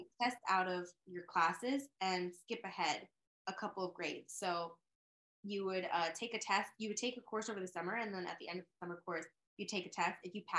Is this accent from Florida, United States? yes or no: no; Princeton, New Jersey, United States; I'm excited to talk about this today. And I grew up right outside of Princeton, New Jersey, in a very, let's say, diverse town.